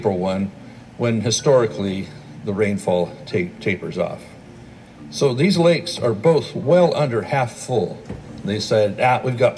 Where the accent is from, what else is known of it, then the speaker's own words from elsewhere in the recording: California, United States; my home state of California